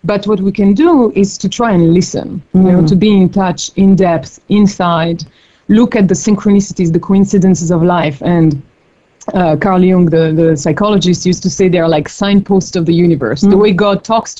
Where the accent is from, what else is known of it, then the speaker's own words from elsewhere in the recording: Paris, Île-de-France, France; moved away as an adult; also born or lived in New York / Mongolia / India; now in Bay Area, United States; I grew up in Paris